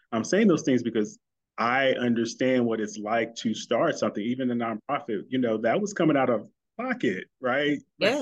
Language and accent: English; St. Louis, Missouri, United States; St. Louis, my hometown